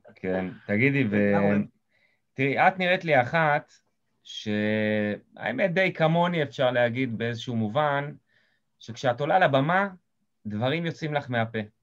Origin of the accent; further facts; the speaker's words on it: Eilot, Southern District, Israel; אני מקיבוץ אילות במקור